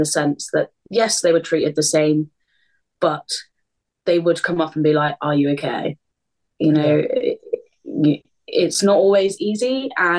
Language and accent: English; Southampton, South East England, United Kingdom; moved away as an adult; I'm born and bred in Southampton